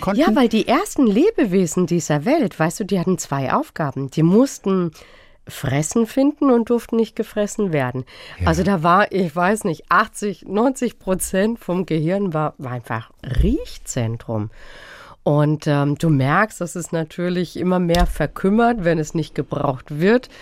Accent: Freiburg, Baden-Württemberg, Germany; ich bin in Freiburg groß geworden

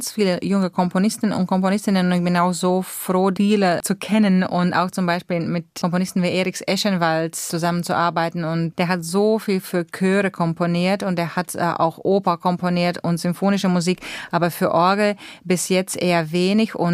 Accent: Latvia; German is a second language; mir waren auch meine alle Wege nach Lettland, nach meiner Heimat, wo ich auch zweite Wohnsitz habe, äh, die waren alle gesperrt.

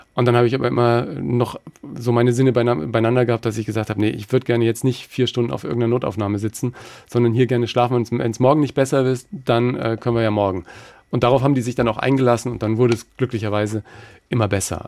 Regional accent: Germany; ich bin aus Deutschland

